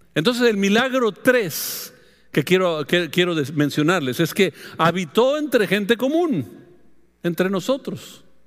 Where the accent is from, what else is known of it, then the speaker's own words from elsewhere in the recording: Mexico; Es la costumbre nuestra como mexicano